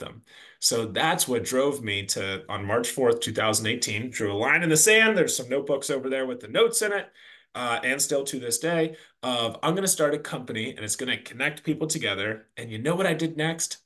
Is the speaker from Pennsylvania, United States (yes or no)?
yes; Pittsburgh, Pennsylvania, United States; moved away as an adult; also born or lived in Washington, D.C.; I'm from the Pittsburgh area, grew up on a farm